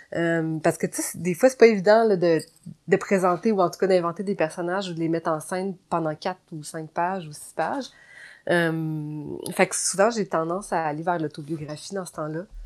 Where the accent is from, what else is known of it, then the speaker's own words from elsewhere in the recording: Gatineau, Quebec, Canada; moved away; c'est à Gatineau. Mhm je, retourne dans ma ville natale